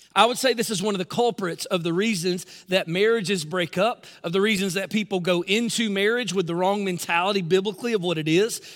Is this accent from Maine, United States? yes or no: no; Newnan, Georgia, United States; my hometown, Noonan, Georgia